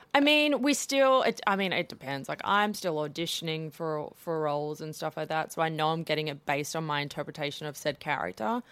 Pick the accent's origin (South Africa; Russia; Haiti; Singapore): South Africa; growing up in South Africa